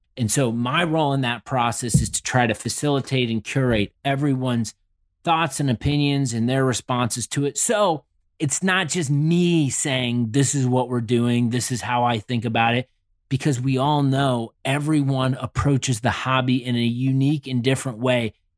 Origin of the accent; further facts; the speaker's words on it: Indianapolis, Indiana, United States; I am from Indy.